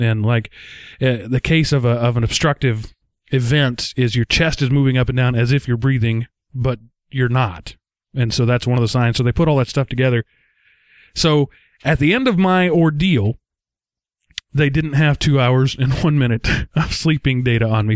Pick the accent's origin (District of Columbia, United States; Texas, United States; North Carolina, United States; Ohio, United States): Texas, United States; accent: Texas; my accent is thicker. My Texas comes out more when I get tired at the end of a long day